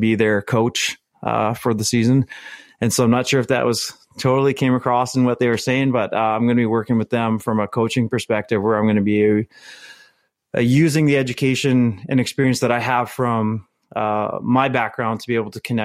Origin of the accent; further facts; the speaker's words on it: Winnipeg, Manitoba, Canada; moved away as an adult; now in Alberta, Canada; my hometown of Winnipeg